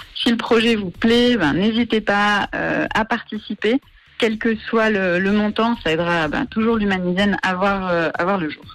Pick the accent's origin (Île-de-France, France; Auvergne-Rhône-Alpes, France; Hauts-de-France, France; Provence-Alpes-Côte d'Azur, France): Provence-Alpes-Côte d'Azur, France; Marseille; moved away as an adult; also born or lived in York / Bern / Paris / Lausanne; now in Yverdon-les-Bains, Switzerland; je suis franco-suisse, je suis originaire de Marseille.